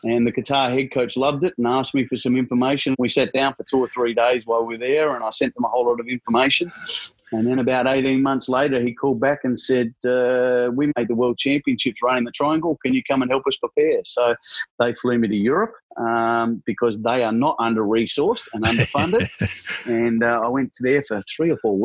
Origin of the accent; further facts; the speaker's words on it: Adelaide, South Australia, Australia; moved away as an adult; also born or lived in Perth; now in Victoria, Australia; Growing up in Adelaide was great.